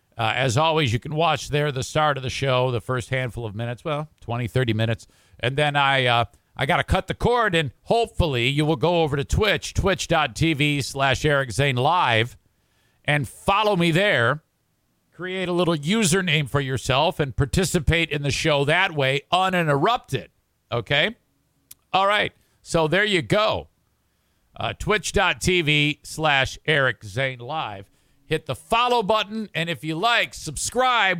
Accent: Detroit, Michigan, United States; moved away; also born or lived in Oak Park, Michigan; right near Detroit, right near where I grew up

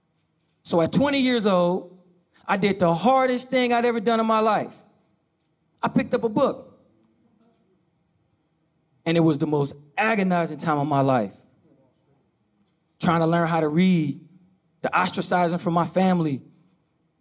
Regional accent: Oakland, California, United States; I grew up in Oakland, California, with my mother

